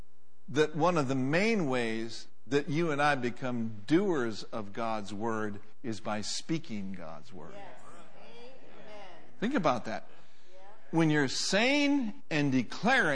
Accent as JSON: {"language": "English", "town": "Minneapolis", "region": "Minnesota", "country": "United States", "tie": "born or raised there", "also_born_or_lived": "Oklahoma", "moved": "yes", "said": "I grew up in Minneapolis, Minnesota."}